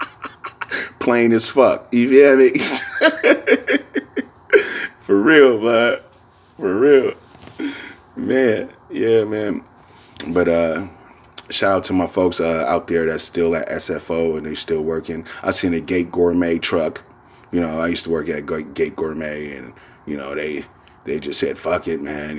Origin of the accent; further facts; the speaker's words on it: San Francisco, California, United States; San Francisco